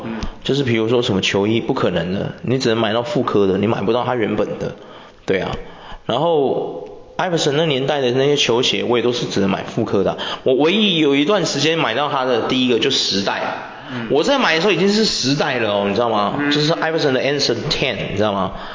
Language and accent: Chinese; Taiwan; 我们台湾人有个缺点